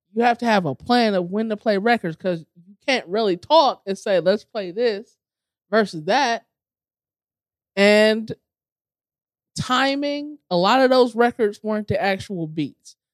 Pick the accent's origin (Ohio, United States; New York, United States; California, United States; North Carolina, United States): Ohio, United States; Cleveland Heights; born or raised there